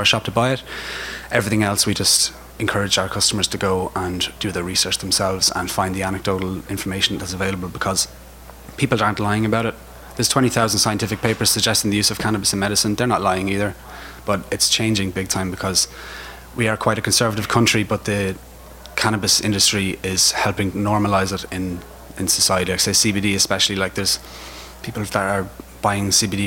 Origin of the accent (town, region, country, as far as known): Ireland